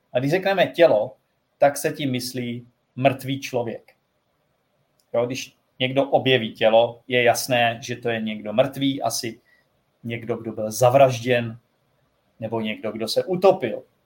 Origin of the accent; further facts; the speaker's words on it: Czechia; jsem Čech